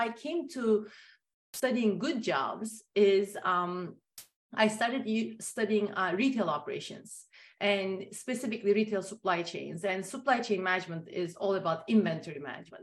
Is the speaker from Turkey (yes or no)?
yes; Turkey; moved away; growing up in Turkey